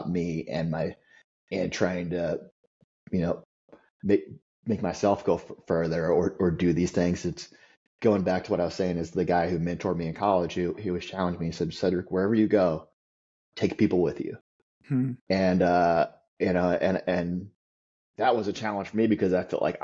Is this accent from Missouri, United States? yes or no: yes; Southeast Missouri, United States; I grew up in Southeast Missouri